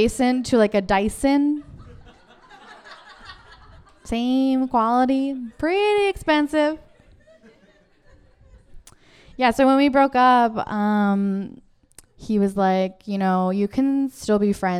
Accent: Kikino, Alberta, Canada; now in Vancouver, Canada; I grew up in the Kikino Métis settlement in Alberta, which is a very small community of 1,000 people.

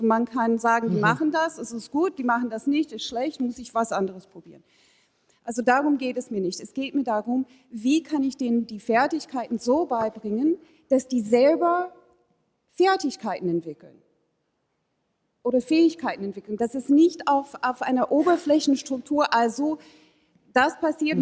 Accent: United States; ich bin Amerikanerin

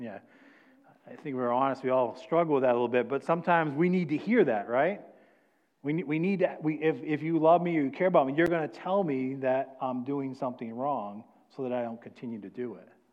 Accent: New England, United States; moved away; I'm from New England

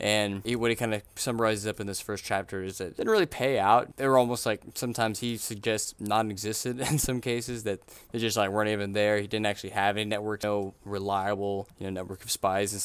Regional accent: Missouri City, Texas, United States; where I'm from, I'm from Missouri City, Texas

